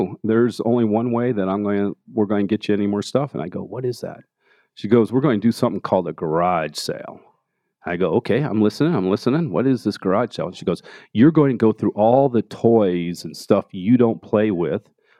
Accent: Denver, Colorado, United States; Yeah, Park Hill. Grew up in Park Hill and went to Manual High School and graduated CU Boulder. So I'm, I lived here for 45 years.

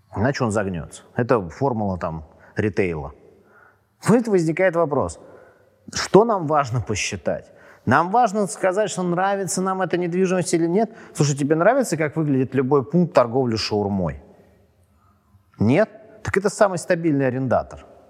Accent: Moscow, Russia; я и супруга мы родились в Москве, и у нас не первое поколение там родителей

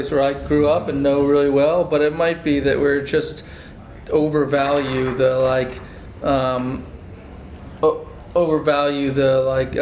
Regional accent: Massachusetts, United States; I grew up in Massachusetts

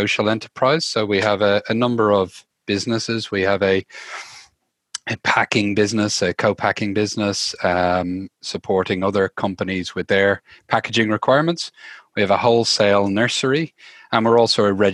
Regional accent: Dublin, Leinster, Ireland; moved away as an adult; now in Australia; I'm from Dublin, Ireland originally. I've been in Australia for the last 13, nearly 14 years now

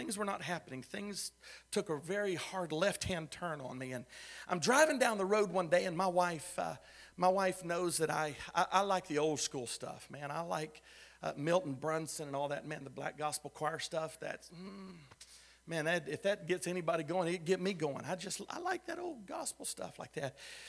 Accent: Philippines; also born or lived in Texas; I said, no, I'm from Texas. I was raised in the Philippines. My parents were missionaries there.

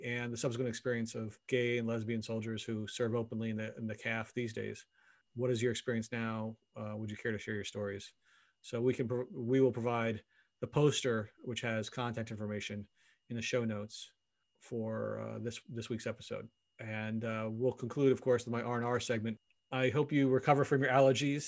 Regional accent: United States; now in Canada; as an American living in Canada

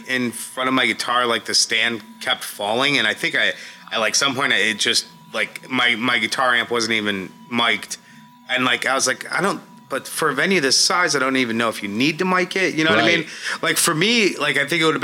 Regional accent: Chicago, Illinois, United States; moved away; also born or lived in Cleveland; We're both from the Chicago area

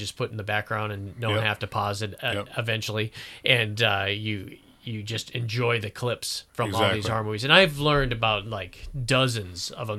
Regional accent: Florida, United States; I'm from Florida. We don't have to worry about car inspections.

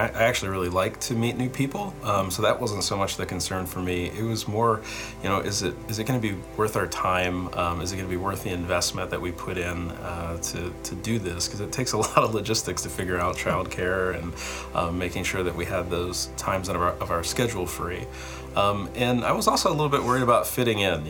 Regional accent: Pennsylvania, United States; born or raised there; moved away as an adult

